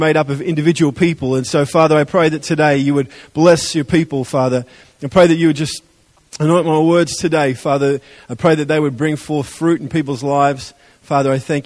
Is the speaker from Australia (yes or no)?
yes; Adelaide, South Australia, Australia; moved away; I'm from Adelaide